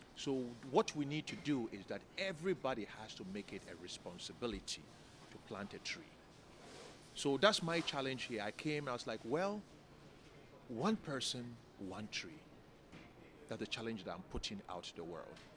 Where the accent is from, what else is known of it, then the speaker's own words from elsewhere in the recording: Ghana; growing up in Ghana